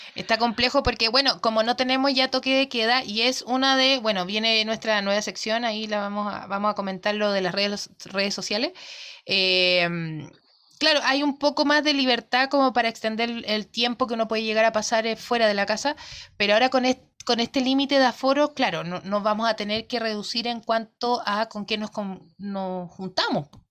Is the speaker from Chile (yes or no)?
yes; Quilpué, Valparaíso, Chile; Nosotros somos de Quilpue